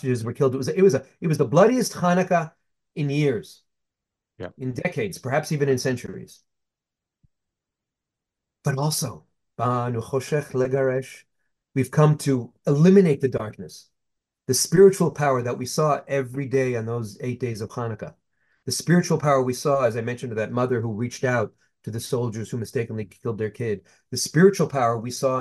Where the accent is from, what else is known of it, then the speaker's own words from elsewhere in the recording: United States; as an American Jew